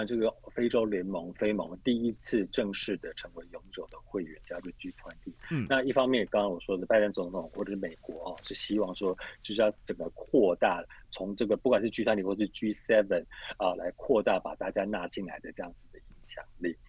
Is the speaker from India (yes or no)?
yes; India; Chinese is a second language; 去印度来印来来我们印度这边退休